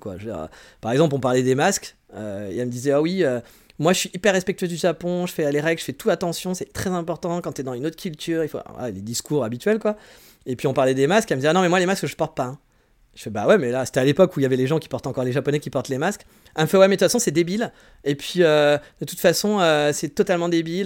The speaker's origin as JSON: {"language": "French", "country": "France", "accent": "French"}